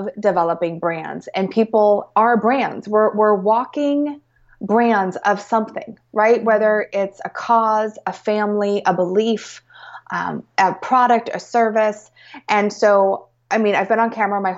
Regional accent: Portland, Oregon, United States; moved away; growing up in Portland

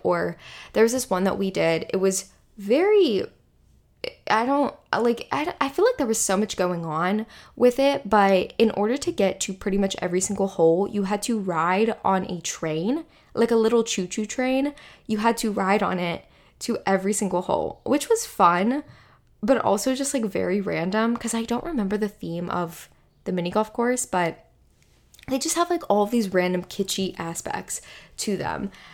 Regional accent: Western Pennsylvania, United States; where I grew up in Western Pennsylvania

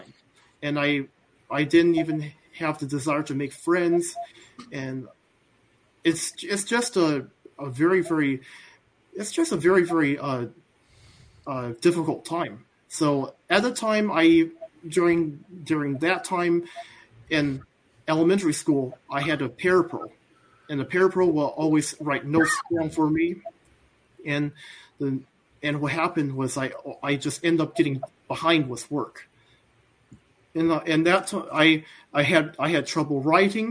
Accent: Midland, Michigan, United States; I am born in the late 80s. And I am from Midland, Michigan.

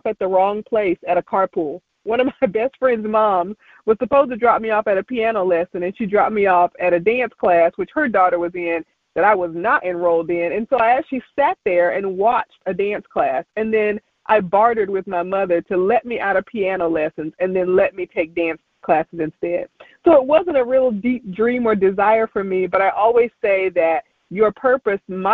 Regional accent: Kinston, North Carolina, United States; moved away; I would go back home to my hometown of Kinston, North Carolina

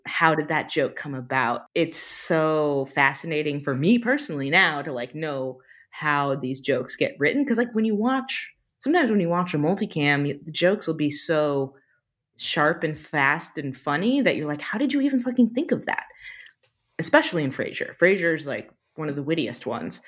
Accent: United States; I'm pretty American

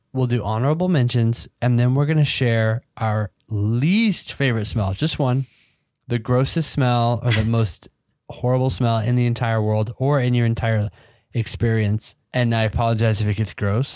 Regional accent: Georgia, United States; I grew up in Georgia.

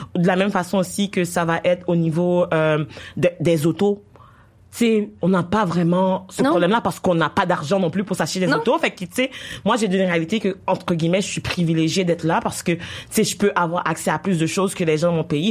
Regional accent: Haiti; also born or lived in Quebec; now in Canada; j'ai grandi en Haïti puis j'ai immigré ici

